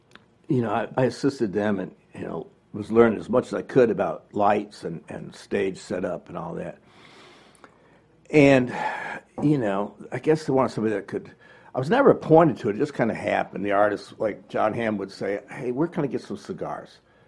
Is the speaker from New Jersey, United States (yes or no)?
no; Evanston, Illinois, United States; moved away as an adult; also born or lived in Memphis, Tennessee; now in Gainesville, United States; I was born in Memphis and raised in Chicago, Evanston, actually, the suburb where Northwestern is.